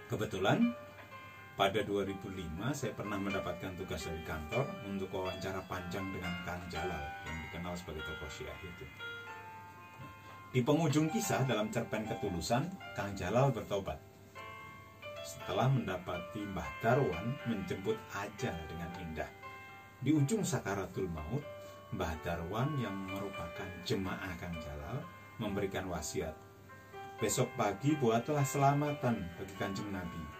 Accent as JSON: {"language": "Indonesian", "town": "Pati", "region": "Central Java", "country": "Indonesia", "tie": "born or raised there", "said": "wali Allah yang makbarohnya hanya sekelemparan batu dari kampung saya di Pati."}